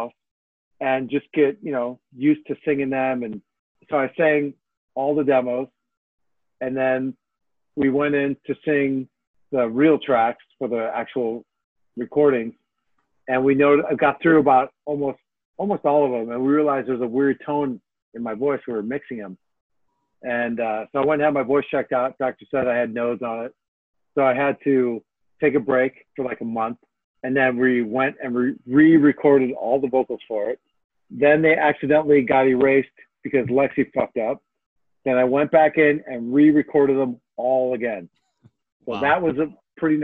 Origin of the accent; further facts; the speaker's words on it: Chicago, Illinois, United States; I'm from Chicago